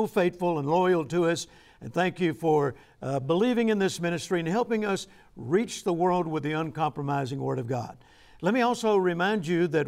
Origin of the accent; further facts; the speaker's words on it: the South, United States; I'm from the South